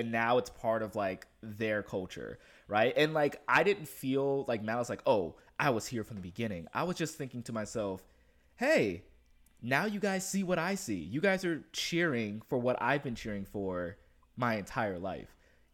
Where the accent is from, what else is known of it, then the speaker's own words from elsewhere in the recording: Compton, California, United States; I grew up in Compton. I grew up in Compton